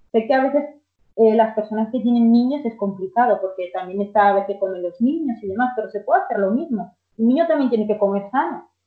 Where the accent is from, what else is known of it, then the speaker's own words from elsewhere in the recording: Dominican Republic; en nuestro caso, somos dominicanos, con alguna legumbre